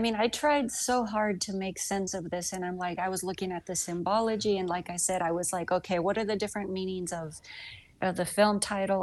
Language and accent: English; the South, Southern United States, United States; accent: Southern; my Southern accent just got thicker